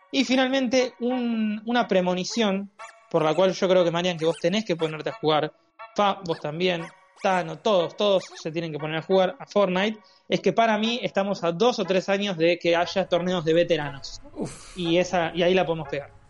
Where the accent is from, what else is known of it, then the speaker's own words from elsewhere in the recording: Uruguay; Como buen uruguayo, de arriba un rayo.